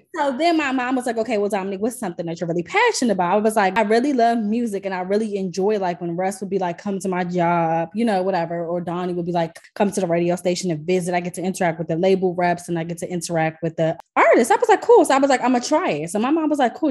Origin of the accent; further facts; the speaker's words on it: Washington, District of Columbia, United States; I'm from DC.